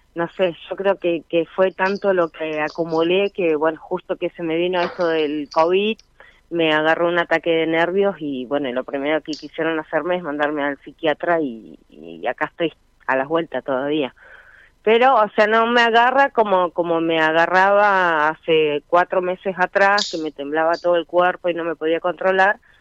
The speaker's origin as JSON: {"language": "Spanish", "town": "Caleta Olivia", "region": "Santa Cruz", "country": "Argentina", "said": "De Caleta Olivia."}